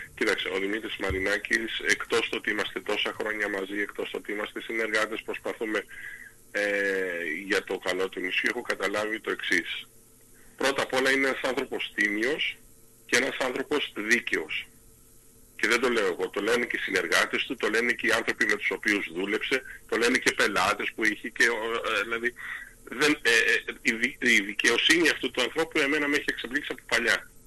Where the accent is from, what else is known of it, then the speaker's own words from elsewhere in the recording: Lemnos, North Aegean, Greece; είμαστε από τη Λίμνο